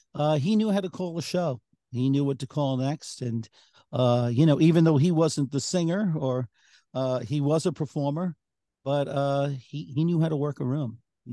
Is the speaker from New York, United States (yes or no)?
yes; Long Island, New York, United States; my experience growing up on Long Island.